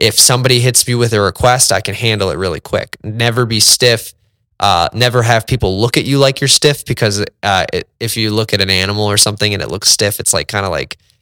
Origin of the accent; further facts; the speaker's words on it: northern suburbs of Chicago, Illinois, United States; I'm from the northern suburbs of Chicago